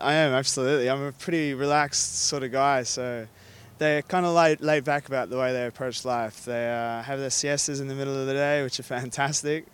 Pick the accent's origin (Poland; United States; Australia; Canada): Australia; moved away as an adult; now in Spain; An Australian Gallego Maori boy